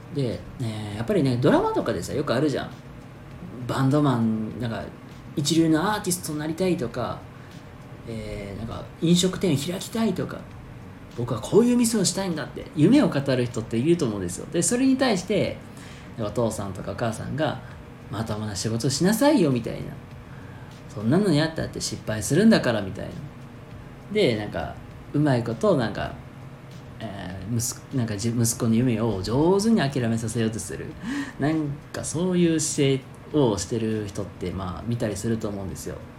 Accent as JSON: {"language": "Japanese", "region": "Hyogo", "country": "Japan", "tie": "born or raised there", "said": "僕の地元兵庫県"}